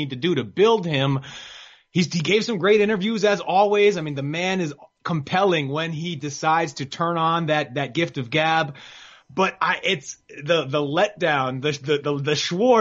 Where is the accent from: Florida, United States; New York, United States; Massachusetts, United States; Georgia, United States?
New York, United States; New York City; I was born in New York City